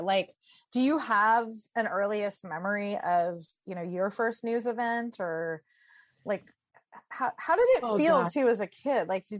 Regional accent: San Diego, California, United States; I grew up in San Diego. I went to UC Santa Barbara.

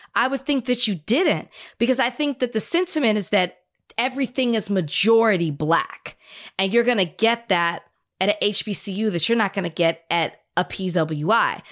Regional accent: Texas, United States; moved away as an adult; now in Los Angeles, United States; I'm new to L A. I'm excited that I have mountains. I come from Texas

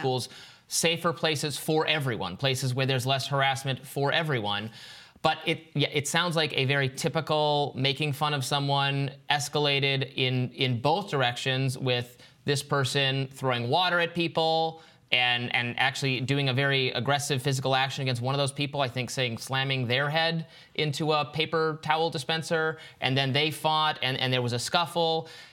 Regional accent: Michigan, United States; my home state of Michigan

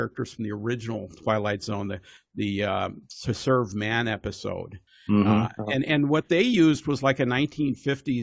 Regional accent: Evanston, Illinois, United States; also born or lived in Bloomington, Indiana; now in Seattle, United States; I was originally from the Chicago area, Evanston

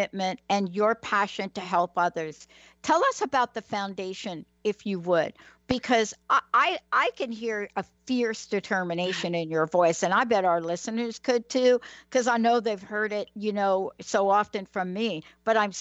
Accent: New York City, New York, United States; also born or lived in New Jersey; now in Washington, United States; I'm a kid from the Bronx, New York

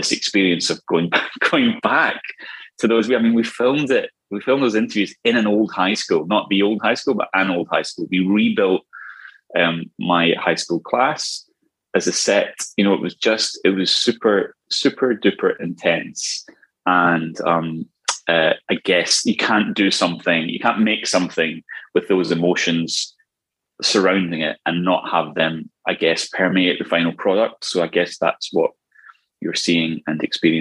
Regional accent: Scotland, United Kingdom; I'm Scottish.

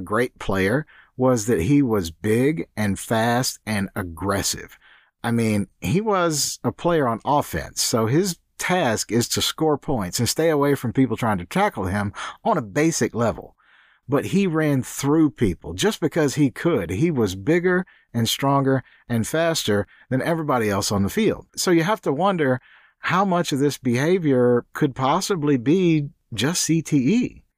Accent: Deep South, United States; moved away; I was born in the Deep South in the U S, and football was as big there as soccer in Europe when I was a kid

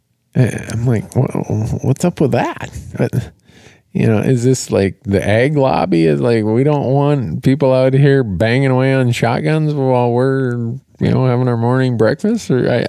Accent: Minnesota, United States; when I grew up in Minnesota

